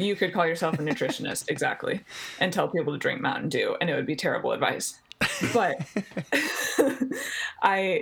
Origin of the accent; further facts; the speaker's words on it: Colorado, United States; moved away as an adult; also born or lived in Texas; I grew up in Colorado.